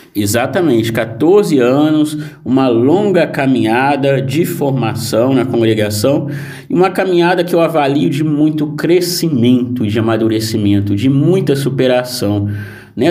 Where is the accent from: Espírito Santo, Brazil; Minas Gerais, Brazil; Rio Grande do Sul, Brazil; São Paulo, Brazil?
Espírito Santo, Brazil; Guaçuí; moved away; na minha cidade, na minha terra natal, em Guaçuí, no Espírito Santo